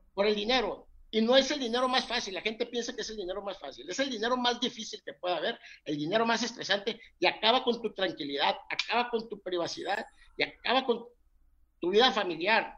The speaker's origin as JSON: {"language": "Spanish", "town": "Mazatlán", "region": "Sinaloa", "country": "Mexico", "said": "soy mexicano, soy, soy sinaloense de Mazatlán"}